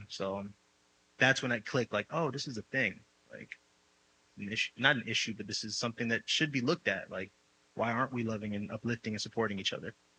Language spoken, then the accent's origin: English; New York City, New York, United States; moved away as an adult; also born or lived in Dominican ancestry; now in Los Angeles, United States; I'm Dominican, I'm from the Bronx